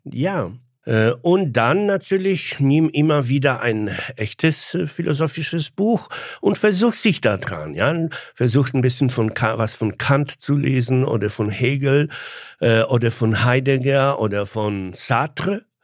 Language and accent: German; Poland; first language Polish; German is a second language; moved away as an adult; now in Germany; Ich war ein sehr typischer junger polnischer Mann, der von Amerika geträumt hat